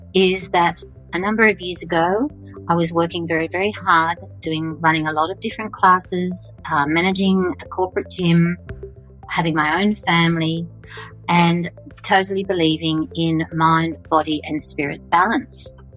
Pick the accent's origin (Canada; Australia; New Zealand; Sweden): Australia; I'm an Australian fitness and wellness leader